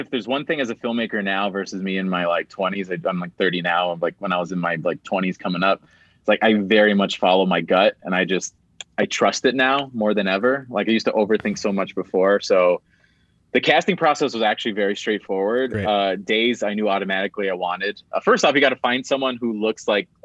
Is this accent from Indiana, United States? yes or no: yes; Gary, Indiana, United States; I grew up like in Gary, Indiana